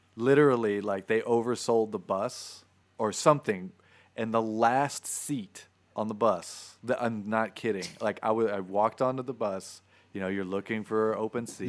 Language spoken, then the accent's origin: English; Florida, United States; moved away; I grew up in Florida